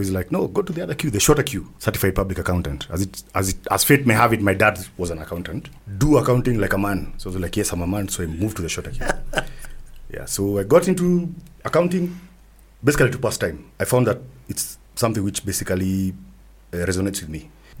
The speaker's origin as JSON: {"language": "English", "country": "Kenya", "said": "Being the Kenyan"}